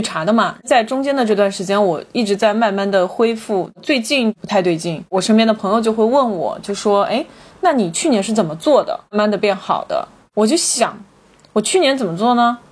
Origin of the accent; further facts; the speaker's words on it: Changzhou, Jiangsu, China; moved away as an adult; now in Shanghai, China; 就在我的家乡